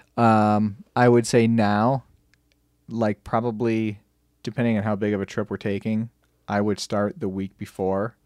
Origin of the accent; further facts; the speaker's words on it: Michigan, United States; I'm from Michigan